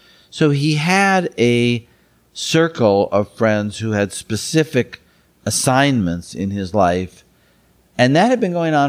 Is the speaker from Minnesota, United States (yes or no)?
yes; Minnesota, United States; moved away as an adult; now in San Francisco Bay Area, United States; I've been in the San Francisco Bay Area for 40 years. I grew up in Minnesota and came here for law school. And like many people who come to the Bay Area for school, I stayed. And I've been in the East Bay for 40 years